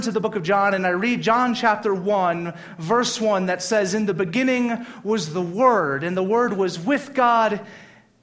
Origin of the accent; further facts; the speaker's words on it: Louisiana, United States; I grew up in Louisiana. There's a church every other block